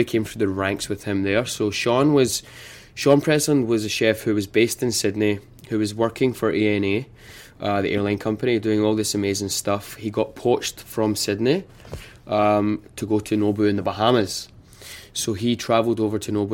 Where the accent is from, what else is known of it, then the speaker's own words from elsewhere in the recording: Glasgow, Scotland, United Kingdom; moved away as an adult; now in New York, United States; born and raised in Scotland